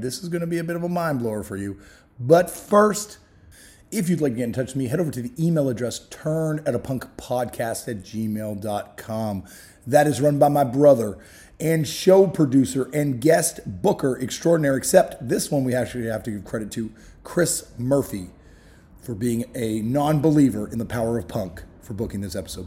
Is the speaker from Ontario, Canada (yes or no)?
yes; Toronto, Ontario, Canada; growing up in Toronto